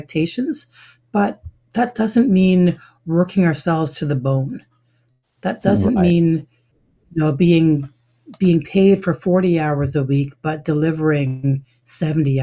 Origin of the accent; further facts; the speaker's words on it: Canada; also born or lived in Ottawa, Canada; I was born in Canada, my mother's from Jamaica, my father's from Ghana